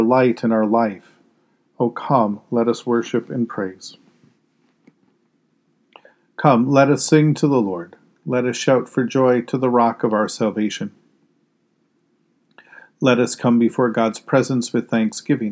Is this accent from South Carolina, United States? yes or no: no; Arizona, United States; Growing up in Arizona